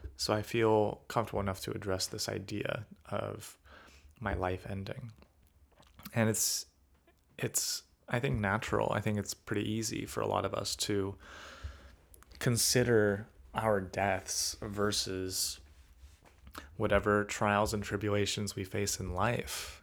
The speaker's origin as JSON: {"language": "English", "region": "California", "country": "United States", "said": "being a Californian"}